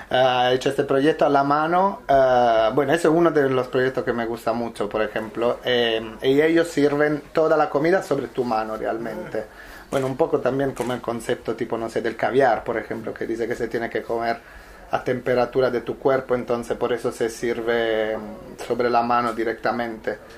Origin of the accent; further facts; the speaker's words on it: Southern Italy, Italy; Spanish is a second language; La respuesta es, en mi caso sí, porque soy italiano